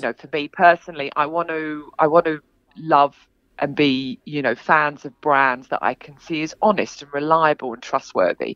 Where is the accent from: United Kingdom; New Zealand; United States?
United Kingdom; England; moved away as an adult; also born or lived in London; now in Sydney, Australia; I'm from England. Um, I've been here for 20 years. Um, I live in Sydney